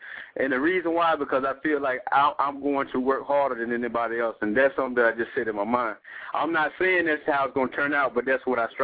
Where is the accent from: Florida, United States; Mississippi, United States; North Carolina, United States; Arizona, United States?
North Carolina, United States; Henderson; I'm in Henderson, North Carolina, not Greenville, about an hour. Yeah, that's cool. I'm about an hour from Greenville, but we're in Henderson, like north of Raleigh. You know what I'm saying? About 30 minutes. Yeah, but here in my hometown